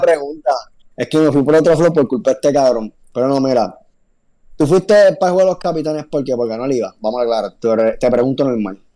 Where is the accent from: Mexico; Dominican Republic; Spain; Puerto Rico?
Puerto Rico; Bayamón; nosotros somos de Bayamón, todos los que estamos aquí